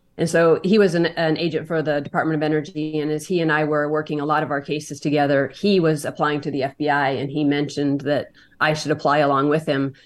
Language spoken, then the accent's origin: English; Montana, United States; I grew up in Montana, a small town